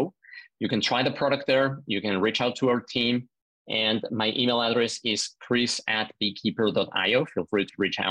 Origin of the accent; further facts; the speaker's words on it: Mexico City, Mexico; moved away as an adult; originally, I'm from Mexico City. I grew up and was born there, lived the first 19 years there.